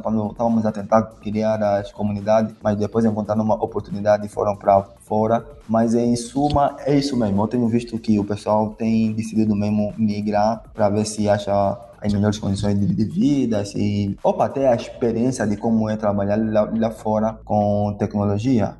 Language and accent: Portuguese; Angola; nossa origem como africanos ou como angolanos